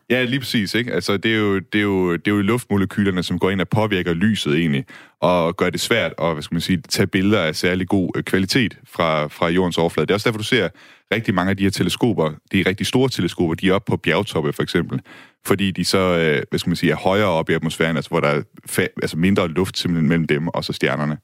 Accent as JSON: {"language": "Danish", "country": "Denmark", "said": "som dansker"}